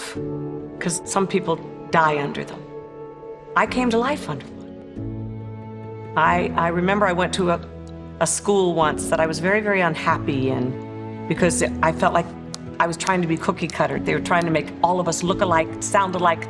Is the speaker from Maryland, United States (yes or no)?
yes; Maryland, United States; also born or lived in Paris, France; I grew up in Maryland.